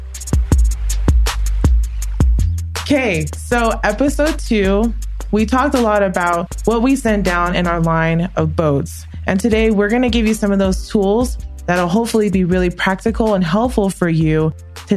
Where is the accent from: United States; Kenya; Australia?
United States; Oahu, Hawaii; we grew up close to each other, right? On Oahu and Hawaii.